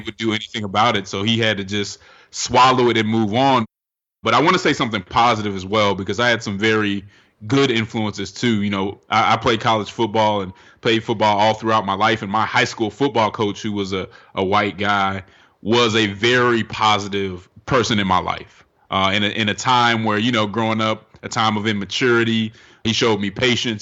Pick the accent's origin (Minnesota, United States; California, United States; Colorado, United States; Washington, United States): Colorado, United States; Denver; now in Atlanta, United States; I'm from Denver, Colorado